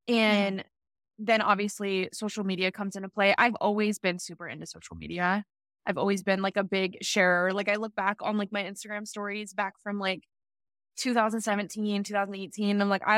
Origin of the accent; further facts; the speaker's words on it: California, United States; moved away as an adult; now in Los Angeles, United States; I was like, I need to, not that there's anything wrong with my hometown. Like, I love Northern California, but I had lived, I've been there for 18 years.